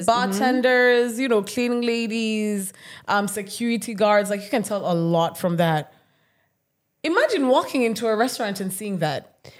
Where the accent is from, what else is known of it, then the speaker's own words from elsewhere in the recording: Kenya; I'm Kenyan.